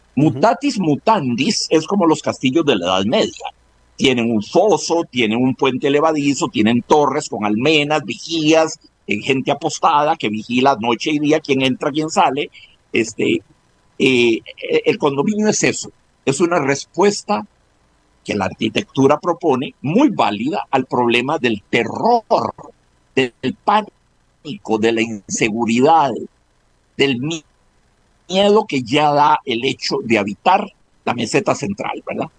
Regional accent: Costa Rica

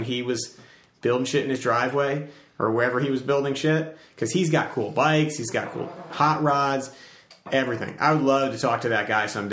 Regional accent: Farmington, Connecticut, United States; moved away; I was in my hometown, which is like in the middle of, it's called Farmington. It's in CT

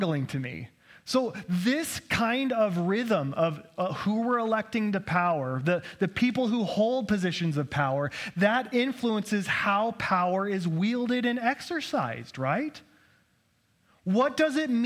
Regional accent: Idaho, United States; I was born here in Idaho and grew up here

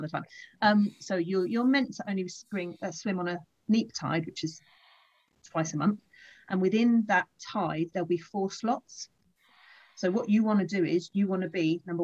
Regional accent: Folkestone, South East England, United Kingdom; I'm back where I grew up in Folkestone

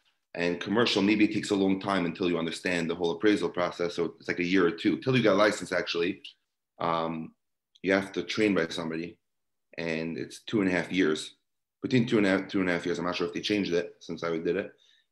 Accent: New York City, New York, United States; I grew up in Brooklyn, New York

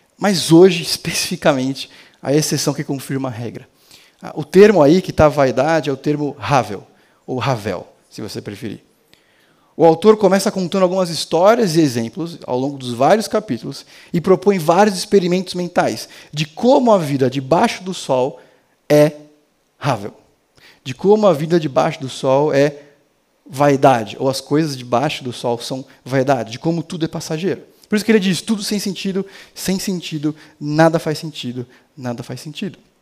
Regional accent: Brazil; como um bom brasileiro

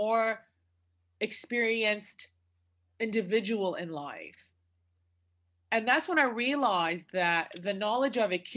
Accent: Detroit, Michigan, United States; also born or lived in Iraq; I grew up in near Detroit, Michigan.

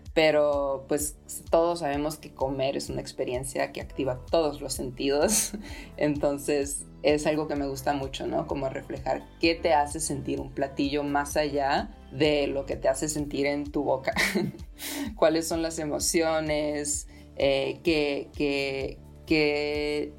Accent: Ensenada, Baja California, Mexico; moved away as an adult; also born or lived in Europe; crecí en Ensenada

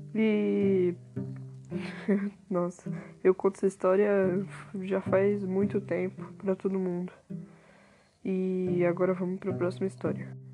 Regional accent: Taboão da Serra, São Paulo, Brazil; nasci em Taboão da Serra

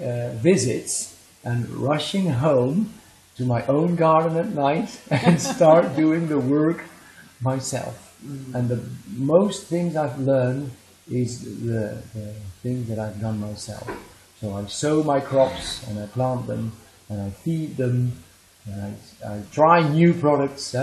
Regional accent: Netherlands; I am from the Netherlands.

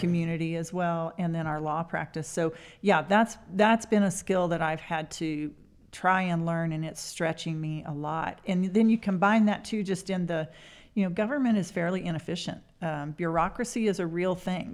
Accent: Spearman, Texas, United States; now in Amarillo, United States; I grew up in the Panhandle in Spearmint

